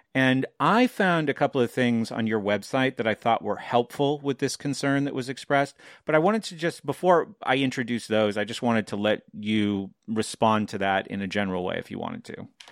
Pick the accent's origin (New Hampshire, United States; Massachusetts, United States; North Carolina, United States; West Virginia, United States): New Hampshire, United States; I'm from New Hampshire